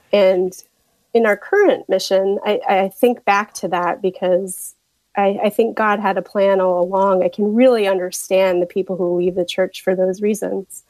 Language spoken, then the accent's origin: English; Tulsa, Oklahoma, United States; moved away; I am from Tulsa, Oklahoma. My family is still there